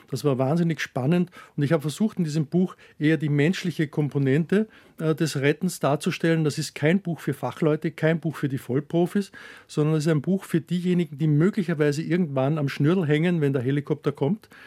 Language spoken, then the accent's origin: German; Herzogenburg, Lower Austria, Austria; Ich komme aus Herzogenburg. Das ist eine kleine Stadt in der Nähe von Wien, also etwa 60 Kilometer Kilometer entfernt.